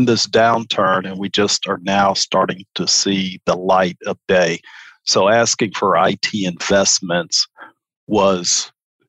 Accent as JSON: {"language": "English", "town": "Chicago", "region": "Illinois", "country": "United States", "tie": "born or raised there", "also_born_or_lived": "New Orleans", "moved": "as an adult", "lives_now": "Houston, United States", "said": "I'm originally from Chicago. I grew up, I'm a native."}